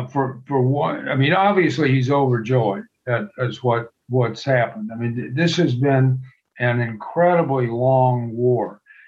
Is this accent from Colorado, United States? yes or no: no; Galveston, Texas, United States; I grew up near Galveston, Texas, and I taught for 2 years.